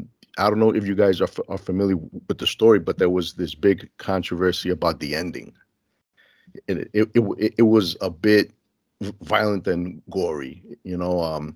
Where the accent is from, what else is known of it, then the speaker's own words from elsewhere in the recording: Elmhurst, United States; I was born and raised in Elmhurst, so it's a similar smell, you know?